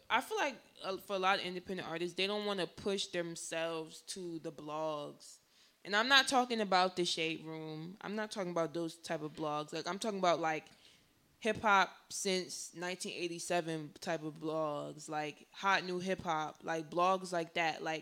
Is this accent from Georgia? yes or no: no; New Jersey, United States; Because I'm from Jersey, which is like in the United States, near New York.